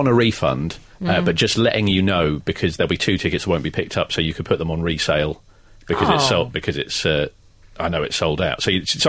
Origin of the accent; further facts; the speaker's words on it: Australia; now in London, United Kingdom; as an Australian in London.